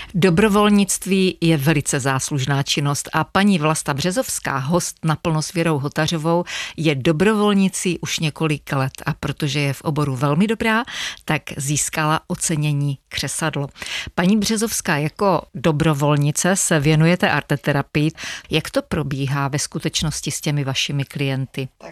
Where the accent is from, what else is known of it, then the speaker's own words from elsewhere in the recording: Otrokovice, Zlín Region, Czechia; pocházíme ze stejného města, z Otrokovic